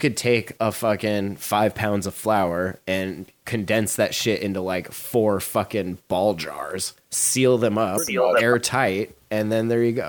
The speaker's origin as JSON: {"language": "English", "region": "Montana", "country": "United States", "tie": "born or raised there", "said": "when I was growing up in Montana."}